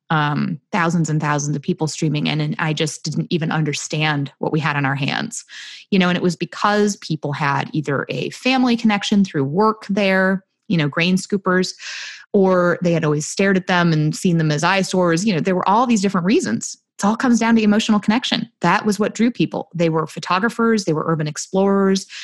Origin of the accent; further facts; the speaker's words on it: rural central New York, United States; I grew up in very rural central New York in a very small town